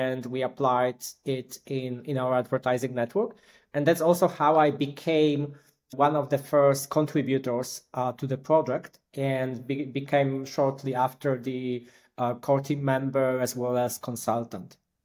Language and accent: English; Poland; also born or lived in Wrocław, Poland; I come from Poland. I live in a beautiful city, Wrocław.